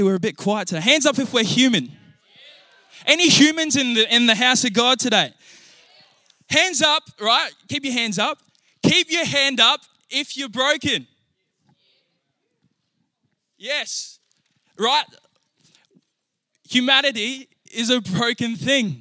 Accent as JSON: {"language": "English", "town": "Naracoorte", "region": "South Australia", "country": "Australia", "tie": "born or raised there", "also_born_or_lived": "Hamilton, New Zealand"}